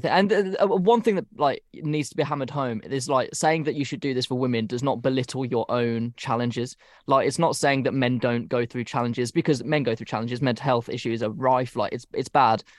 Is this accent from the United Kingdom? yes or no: yes; United Kingdom; we're British